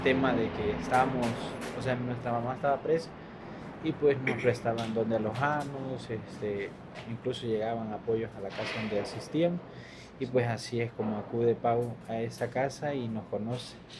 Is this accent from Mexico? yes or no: yes; Palenque, Chiapas, Mexico; also born or lived in Honduras; nosotros venimos de Honduras, crecimos en Palenque